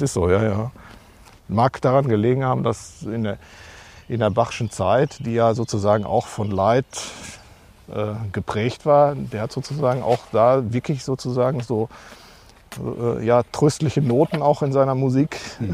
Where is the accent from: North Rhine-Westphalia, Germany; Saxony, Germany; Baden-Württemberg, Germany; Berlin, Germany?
North Rhine-Westphalia, Germany; Marl; now in Castrop-Rauxel, Germany; komme auch gebürtig aus Mahl.